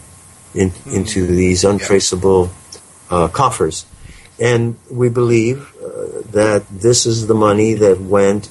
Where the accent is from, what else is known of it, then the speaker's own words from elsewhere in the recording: New York, United States; in the 1950s, I was growing up in New York